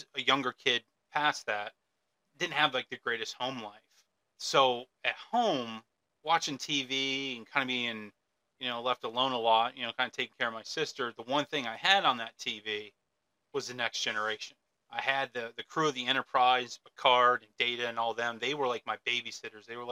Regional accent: Michigan, United States; also born or lived in Arizona; now in central Pennsylvania, United States; I was born in Michigan, but I've also planted flags in Arizona. I live here in central Pennsylvania

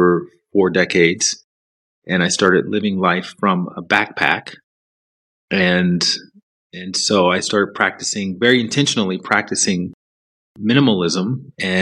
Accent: Alabama, United States; moved away as an adult; also born or lived in Chicago / New York City / Los Angeles; I grew up in the South in the U.S., in Alabama.

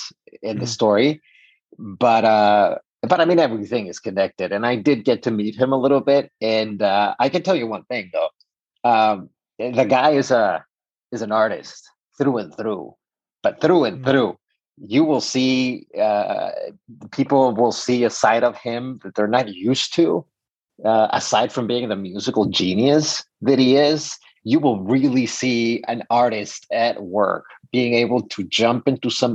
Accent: Mexico; moved away as an adult; now in United States; I am 100% Mexican. I was born and raised in Mexico

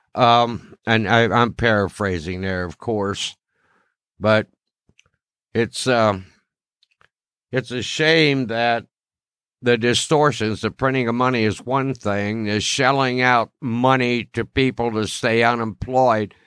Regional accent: Ohio, United States; my home state, Ohio

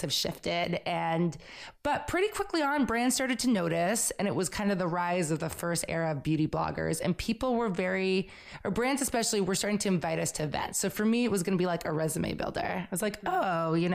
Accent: Belmont, Massachusetts, United States; moved away as an adult; also born or lived in New York City; I grew up in Belmont, Massachusetts, right outside of Boston, came to New York to go to FIT

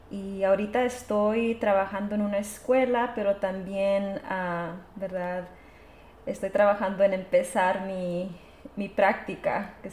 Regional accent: Texas, United States; nosotros dos somos inmigrantes, también somos del sur de Texas, somos latinas, ¿verdad?

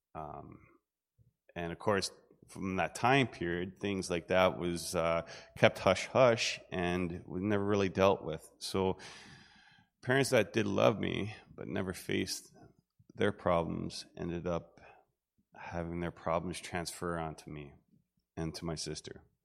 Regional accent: Southern Ontario, Canada; I grew up in Southern Ontario, um, in a farming community

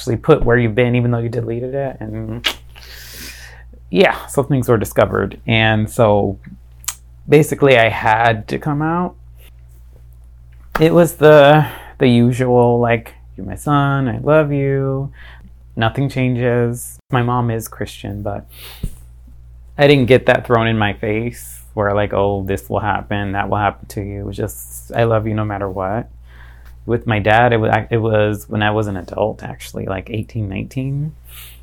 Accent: Fort Lauderdale, Florida, United States; now in Tampa Bay, United States; I'm from Fort Lauderdale, Florida.

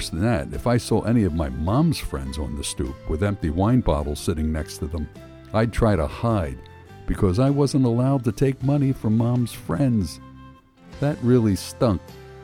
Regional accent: Philadelphia, Pennsylvania, United States; As a kid, growing up in North Philly in the early 50s

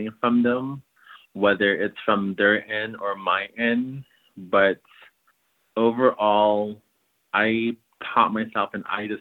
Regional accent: Rock Point, Arizona, United States; I am Dene from the Navajo Nation, and I reside in a place called Rock Point, Arizona

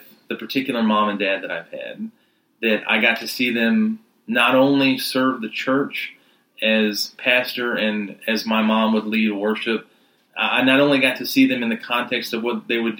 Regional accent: Rock Hill, South Carolina, United States; I grew up here in Rock Hill, South Carolina. We moved down, my family did, when I was about 8

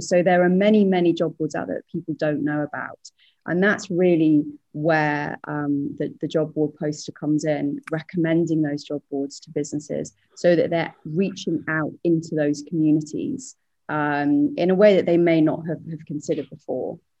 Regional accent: United Kingdom; now in Singapore; I'm British, but I'm living over in Singapore

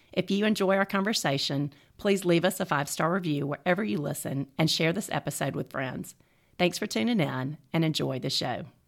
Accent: the South, United States; I was raised in the South

